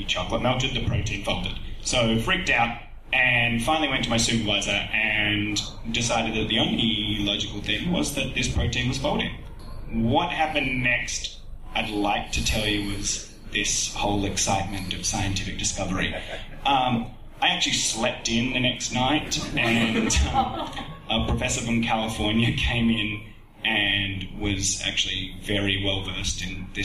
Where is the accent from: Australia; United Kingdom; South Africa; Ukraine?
Australia; as an Australian